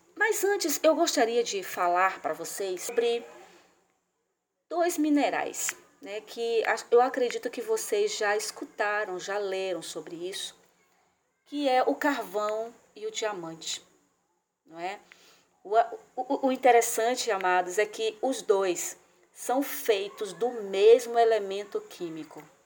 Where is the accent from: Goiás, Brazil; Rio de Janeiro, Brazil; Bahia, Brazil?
Bahia, Brazil; Salvador; eu sou de Salvador, na Bahia